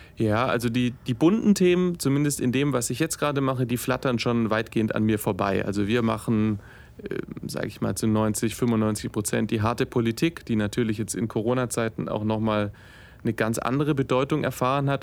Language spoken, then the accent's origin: German; Stuttgart, Baden-Württemberg, Germany; also born or lived in Tübingen; Ich komme gebürtig aus Stuttgart